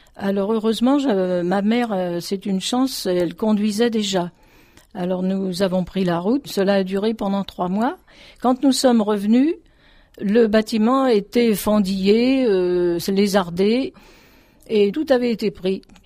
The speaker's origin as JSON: {"language": "French", "town": "Dugny", "region": "Île-de-France", "country": "France", "tie": "born or raised there", "also_born_or_lived": "Aubervilliers", "said": "j'étais originaire de Dugny, qui est voisin donc au Aubervilliers."}